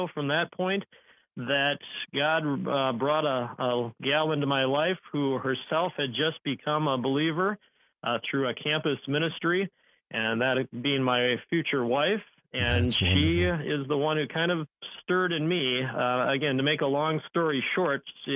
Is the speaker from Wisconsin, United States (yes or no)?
yes; Fond du Lac, Wisconsin, United States; my hometown of Fond du Lac, Wisconsin